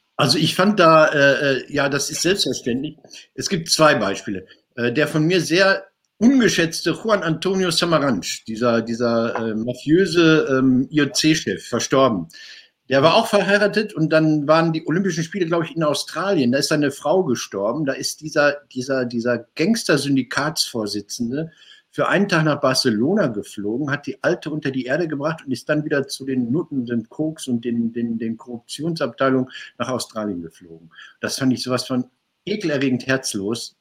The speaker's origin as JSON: {"language": "German", "town": "Marl", "region": "North Rhine-Westphalia", "country": "Germany", "tie": "born or raised there", "said": "meiner Geburtsstadt Marl"}